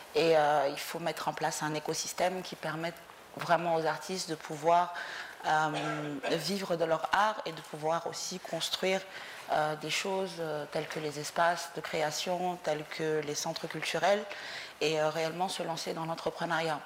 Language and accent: French; Mauritania; moved away as an adult; also born or lived in Dakar, Senegal; je suis née en Mauritanie. Euh, j'ai quitté la Mauritanie quand j'avais 25 ans